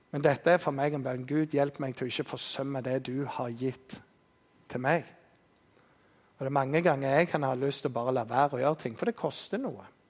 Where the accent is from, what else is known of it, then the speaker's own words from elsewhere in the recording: Jæren, Rogaland, Norway; Vi er jærbønder